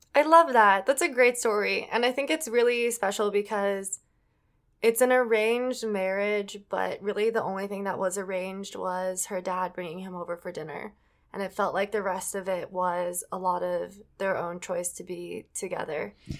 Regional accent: Edina, Minnesota, United States; it's the city that I grew up

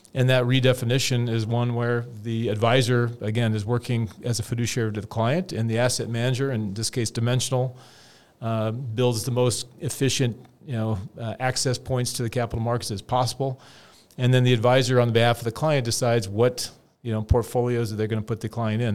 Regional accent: California, United States; I'm from California

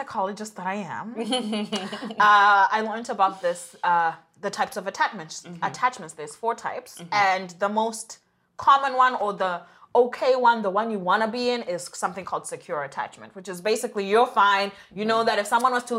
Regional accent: Zimbabwe; moved away; we grew up in Zimbabwe, both of us

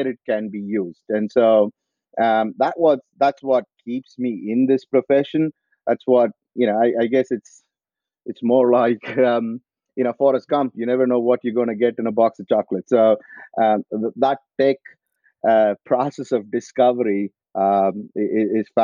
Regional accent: Coimbatore, Tamil Nadu, India; moved away as an adult; also born or lived in United States / Australia; now in France; I'm originally from India. I grew up in south of India in a place called Coimbatore

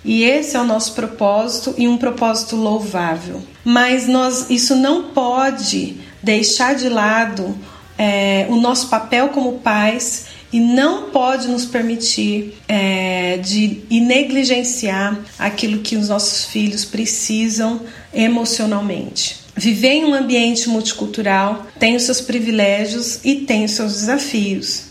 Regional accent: Brazil; moved away as an adult; minha infância e minha adolescência foi vivida unicamente no Brasil

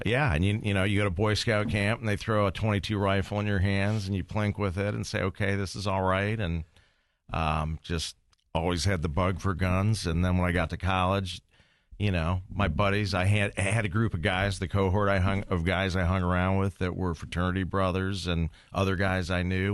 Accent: Toledo, Ohio, United States; also born or lived in Maumee, Ohio / Marietta, Ohio; growing up in Toledo

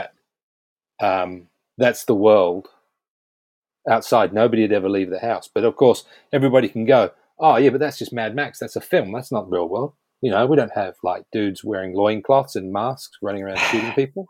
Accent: New Zealand; now in United Kingdom; I grew up, I grew up in New Zealand

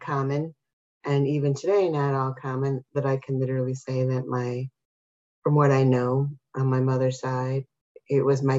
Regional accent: Chicago, Illinois, United States; And although we were Mexican, the question always came up, where do you come from? And I would say Chicago, but where do you really come from? Chicago, but where are your parents from? Texas

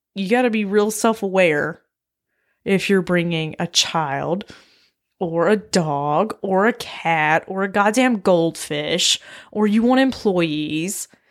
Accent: Blue Ridge Mountains, Appalachia, United States; my hometown, like, Appalachia, like, Blue Ridge Mountains

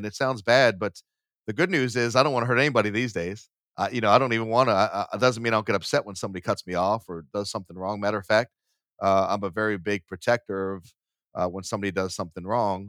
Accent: Boston, Massachusetts, United States; I was born in Boston. So Southie was a Irish community. It was pretty poor at the time. It's not anymore. But, you know, we grew up and we moved a lot.

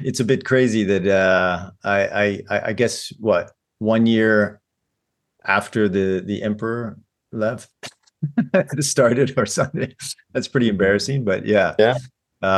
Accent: St. Louis, Missouri, United States; moved away as an adult; now in Japan; originally I'm from St. Louis, Missouri. Grew up in the same house, same place until I was about 18.

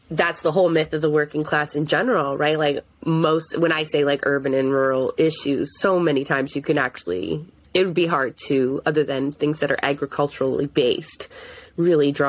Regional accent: Toronto, Ontario, Canada; I'm a city girl. I'm a transplant from Toronto

